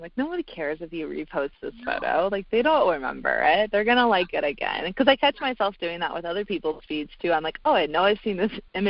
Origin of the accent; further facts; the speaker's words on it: the South, United States; you know, I'm from the South, and I have a lot of liberal political views